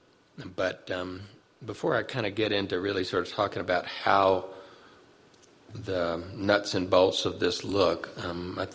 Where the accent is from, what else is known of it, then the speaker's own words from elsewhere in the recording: Birmingham, Alabama, United States; in 1963 in Birmingham, which is my hometown